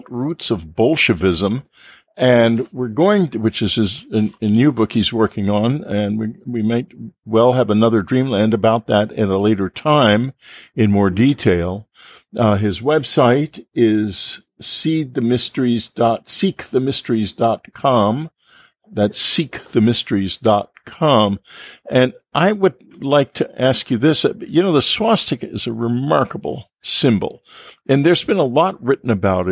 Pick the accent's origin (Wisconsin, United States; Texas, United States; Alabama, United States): Texas, United States; San Antonio; when I was a boy growing up in San Antonio